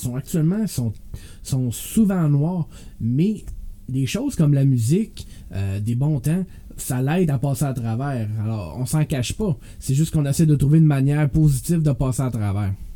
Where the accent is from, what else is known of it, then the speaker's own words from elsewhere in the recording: Canada; moved away; Moi, je viens d'Ottawa-Gatineau. Quand je suis déménagé ici